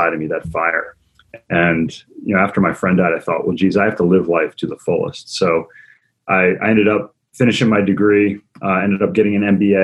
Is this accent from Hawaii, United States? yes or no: no; Maryland, United States; I grew up in Maryland, kind of blue collar background